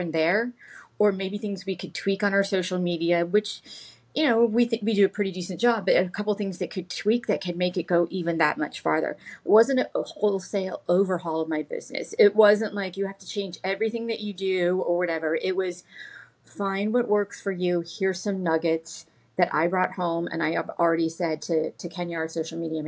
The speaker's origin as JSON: {"language": "English", "town": "Orlando", "region": "Florida", "country": "United States", "tie": "born or raised there", "said": "my childhood growing up in Orlando"}